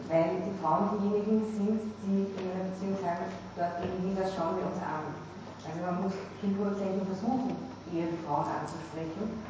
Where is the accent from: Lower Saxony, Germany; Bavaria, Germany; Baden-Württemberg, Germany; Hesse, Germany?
Baden-Württemberg, Germany; Stuttgart; now in Berlin, Germany; ich bin hier gebürtig aus Stuttgart und lebe jetzt seit zweieinhalb Jahren in Berlin und ich habe meine Arbeit nach wie vor in Stuttgart